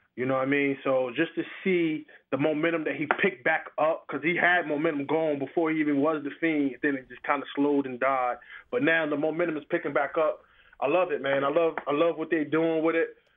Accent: Asbury Park, New Jersey, United States; I grew up in the Asbury Park area

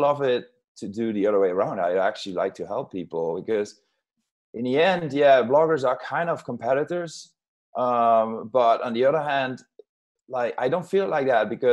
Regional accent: southern Netherlands, Netherlands; English is a second language; I'm from Holland. We speak a lot of languages in general, but then I am from a very a southern region in Holland, where we speak our own language.

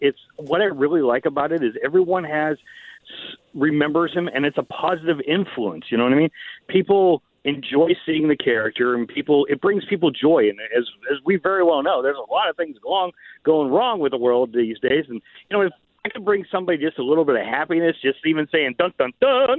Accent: Pittsburgh, Pennsylvania, United States; I'm from Pittsburgh.

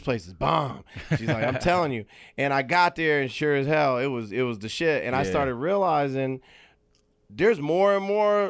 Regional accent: Atlanta, Georgia, United States; moved away; so for me growing up in Atlanta, when I was growing up in Atlanta, because I'm a little older than you.

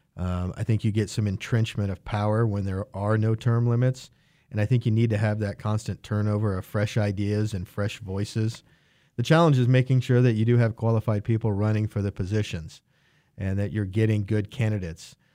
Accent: Wichita, Kansas, United States; also born or lived in Dallas, Texas; lifelong Wichita, uh, grew up on the east side of town, Wichita Public Schools

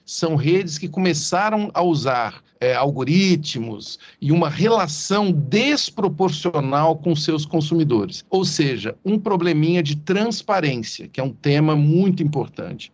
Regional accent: Ituverava, São Paulo, Brazil; accent: caipira; Eu sou do interior de São Paulo, Ituverava

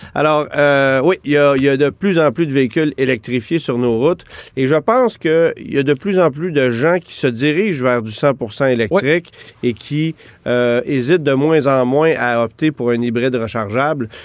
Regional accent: Quebec, Canada; chez nous au Québec

